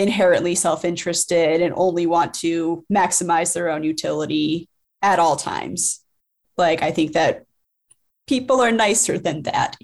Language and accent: English; Cleveland, Ohio, United States; born or raised there; moved away; also born or lived in Colorado